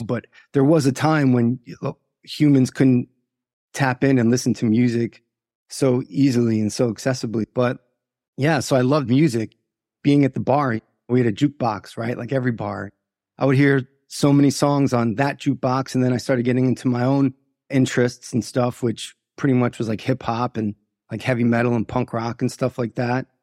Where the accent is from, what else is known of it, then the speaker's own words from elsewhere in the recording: Long Island, New York, United States; I was born in, uh, Long Island, New York, and was raised by two Irish immigrants who came to New York and opened bars